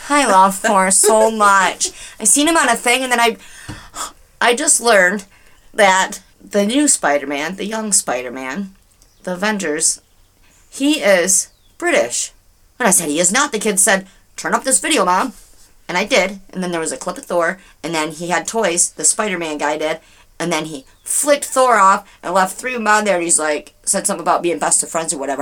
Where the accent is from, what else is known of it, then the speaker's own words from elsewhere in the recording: Michigan, United States; we're from Dearborn, but we're from Michigan